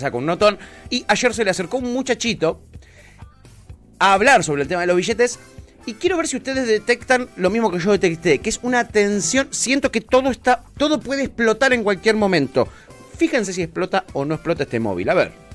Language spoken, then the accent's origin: Spanish; Buenos Aires, Argentina; cuando era chico en el Parque Chacabuco